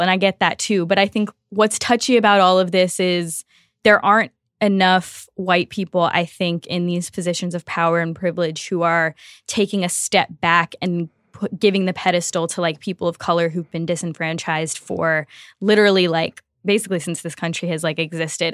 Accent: Louisiana, United States; I am from Louisiana

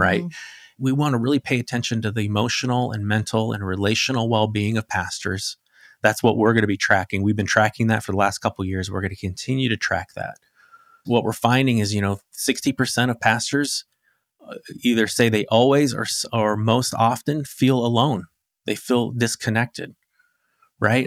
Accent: Arizona, United States; I grew up in Arizona

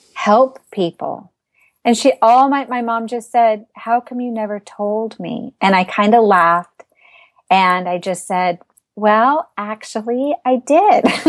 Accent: Arizona, United States; also born or lived in Southern California; now in Northern California, United States; I'm from Arizona

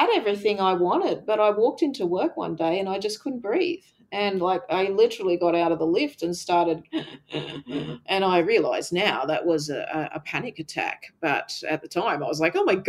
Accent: Canada; the little … growing up in Canada

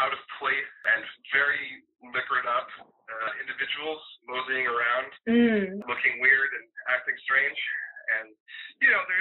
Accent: New England, United States; moved away as an adult; also born or lived in Boston area; now in New Orleans, United States; I was born and raised in New Englander. I now live in New Orleans.

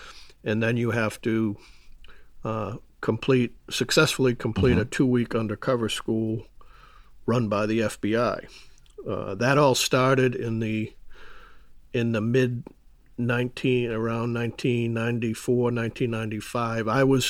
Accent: Massachusetts, United States; I grew up outside of Boston. I come from a, believe it or not, a large Irish Catholic family.

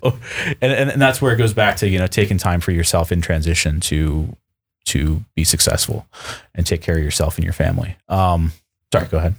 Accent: Western New York, United States; now in Seattle, United States; I grew up Western New York, Buffalo Sabres fan

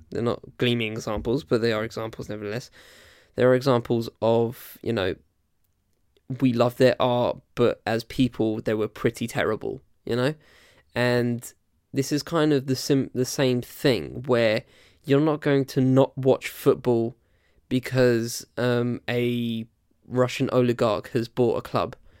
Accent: Essex, East of England, United Kingdom; also born or lived in London / Southampton; I was born in London, and I live, and I've lived in Essex for most of my life.

